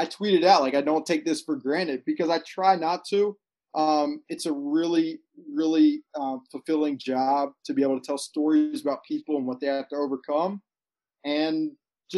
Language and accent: English; a suburb in Alabama, United States; moved away; I'm a guy from Alabama, a suburb in Alabama, who grew up playing baseball